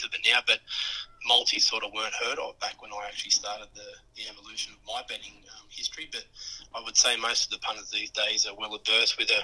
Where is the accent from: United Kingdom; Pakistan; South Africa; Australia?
Australia; Wagga Wagga, New South Wales; now in Bulli, Australia; I grew up in Wagga